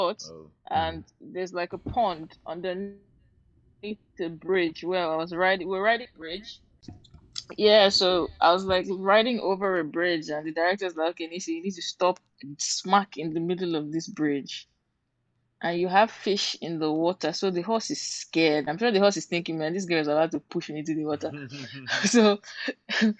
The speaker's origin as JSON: {"language": "English", "town": "Port Harcourt", "region": "Rivers State", "country": "Nigeria", "tie": "born or raised there", "accent": "Nigerian", "moved": "yes", "lives_now": "London, United Kingdom", "said": "I grew up in Port Harcourt"}